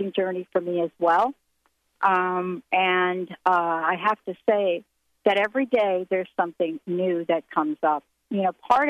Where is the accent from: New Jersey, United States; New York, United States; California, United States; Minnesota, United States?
New Jersey, United States; now in Seattle, United States; where I am on the East Coast is back in my hometown, grew up here in New Jersey